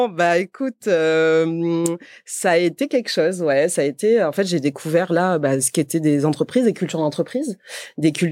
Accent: Montpellier, Occitania, France; je viens de Montpellier.

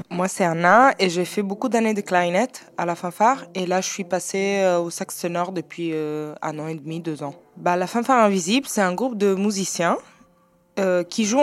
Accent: France; je viens de France

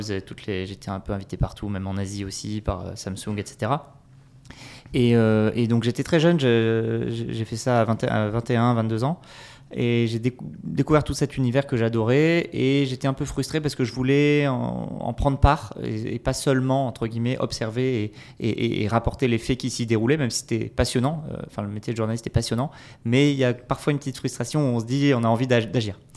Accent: south-west France, France; now in Lille, France; alors je suis un Lillois d'adoption depuis, euh, depuis 5-6 ans. à la base, je suis du sud-ouest de la France, mais j'ai beaucoup bougé

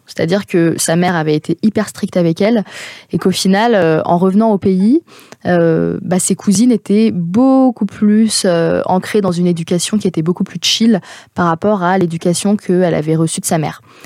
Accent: France; je suis née en France euh, de parents qui sont donc syriens, qui sont nés en Syrie à Homs

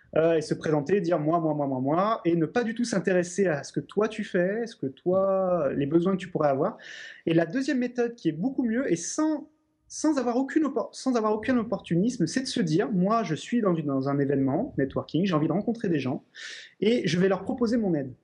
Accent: Lyon, Auvergne-Rhône-Alpes, France; je suis lyonnais d'origine

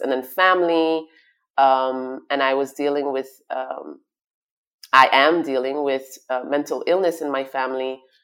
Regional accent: Flanders, Flemish Region, Belgium; also born or lived in Brussels / Congo (ancestry); now in Dubai, United Arab Emirates; I was raised in Brussels till I was five. We moved to Flanders, and then I studied in Flemish

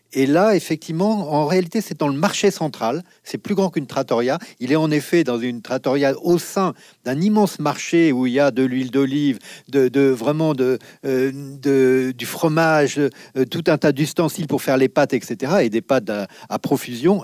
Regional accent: Nieul-sur-Mer, Nouvelle-Aquitaine, France; quand j'étais enfant à Niol-sur-Mer, à côté de La Rochelle

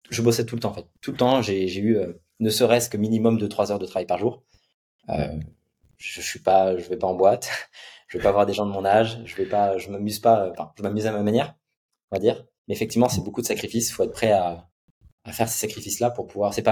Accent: Nantes, Pays de la Loire, France; À Nantes. Ok. À Nantes. J'étais à Nantes

